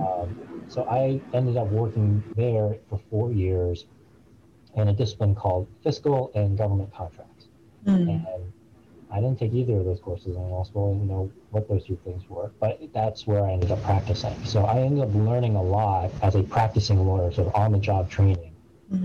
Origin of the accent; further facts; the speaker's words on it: suburb of Boston, Massachusetts, United States; also born or lived in Bridgeport, Connecticut; I was born um, in Bridgeport, and we lived there until I was five years old. I grew up in a very middle class suburb of uh, Boston, Massachusetts.